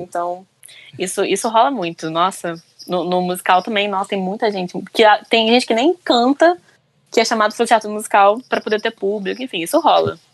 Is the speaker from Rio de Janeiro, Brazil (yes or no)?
yes; Rio de Janeiro, Brazil; Eu sou do Rio, né? E eu trabalho com teatro musical aqui no Rio